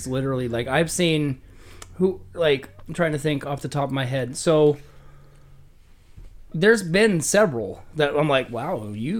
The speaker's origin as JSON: {"language": "English", "region": "Oregon", "country": "United States", "tie": "born or raised there", "moved": "yes", "said": "growing up where I grew up in Oregon."}